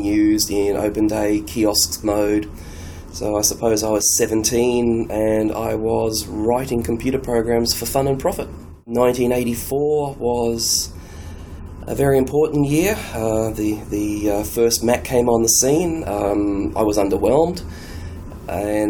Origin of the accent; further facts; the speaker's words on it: Sydney, New South Wales, Australia; I'm from Sydney, Australia.